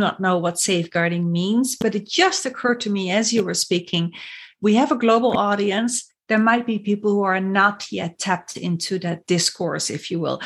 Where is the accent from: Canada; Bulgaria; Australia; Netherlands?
Netherlands; in the Netherlands, my home country